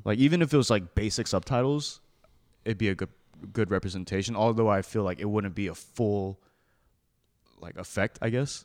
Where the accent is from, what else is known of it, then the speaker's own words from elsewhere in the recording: United States; I'm an American-born child